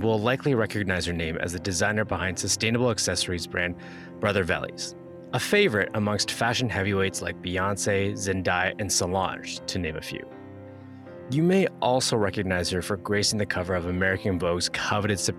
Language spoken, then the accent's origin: English; Canada; as a Canadian